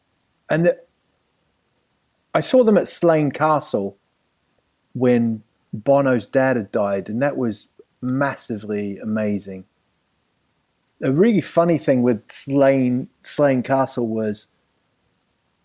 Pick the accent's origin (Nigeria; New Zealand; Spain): New Zealand; moved away as an adult; also born or lived in England; now in London, United Kingdom; growing up in New Zealand